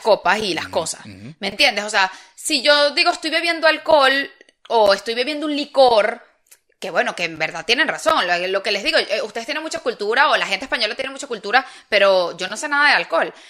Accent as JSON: {"language": "Spanish", "country": "Venezuela", "moved": "as an adult", "lives_now": "Spain", "said": "es el país que me compete"}